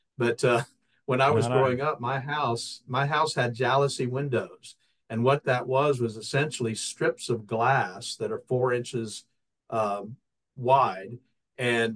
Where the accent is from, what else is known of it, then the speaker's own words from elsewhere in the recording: Florida, United States; I grew up in Florida